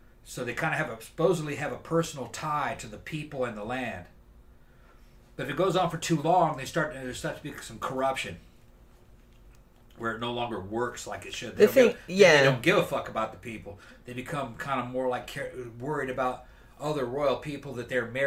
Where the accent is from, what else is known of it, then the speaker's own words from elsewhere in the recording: Brazil; moved away; When I was growing up in Brazil